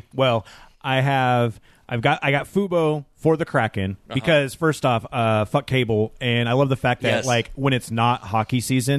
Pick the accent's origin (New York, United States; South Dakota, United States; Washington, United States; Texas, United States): Washington, United States; Tacoma; I grew up here during, you know, the 80s and the 90s and the 2000s